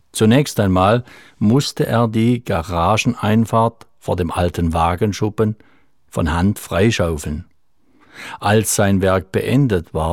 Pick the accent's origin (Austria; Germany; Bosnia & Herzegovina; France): Germany; Freiburg im Breisgau, Baden-Württemberg; born there; So kann ich heute behaupten, ich sei gebürtiger Freiburger. Ich durfte zwar nur wenige Tage die Stadtluft schnuppern, doch dies verschweige ich, wenn nicht weiter nachgefragt wird.